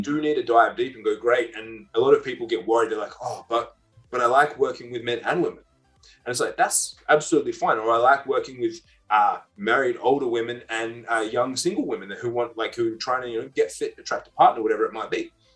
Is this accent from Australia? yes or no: yes; Perth, Western Australia, Australia; I was from Perth